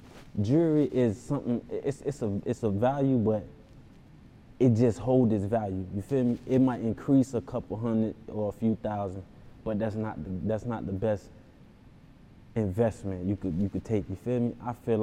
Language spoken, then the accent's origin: English; Broward County, Florida, United States; I'm from Broad County. You know what I'm saying? It's like down south, feel me? Florida.